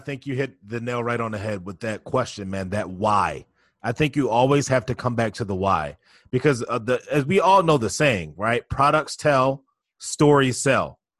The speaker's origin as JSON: {"language": "English", "town": "Baltimore", "region": "Maryland", "country": "United States", "tie": "born or raised there", "said": "I was born and raised down in Baltimore, Maryland"}